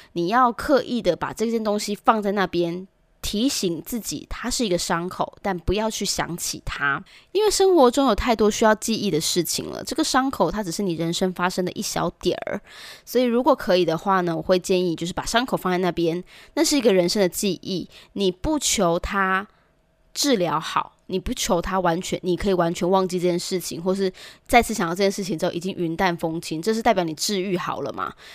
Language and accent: Chinese; Taichung, Taiwan; 我们台中人也练就了独特的技能